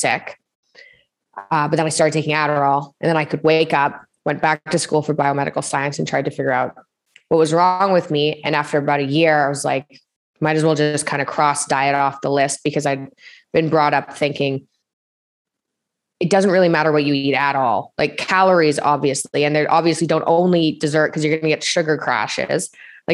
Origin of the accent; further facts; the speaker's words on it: Toronto, Ontario, Canada; also born or lived in Montreal; Grew up, spent most of my childhood in Toronto in Canada